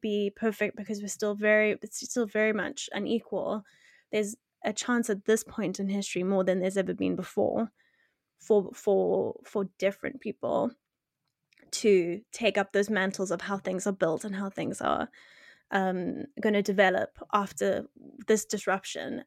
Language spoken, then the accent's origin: English; South Africa; I'm I'm from South Africa